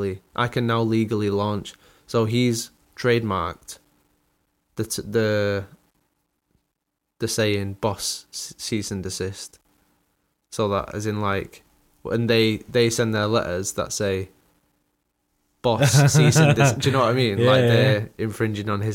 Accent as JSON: {"language": "English", "country": "United Kingdom", "said": "We're so British, aren't we, over here"}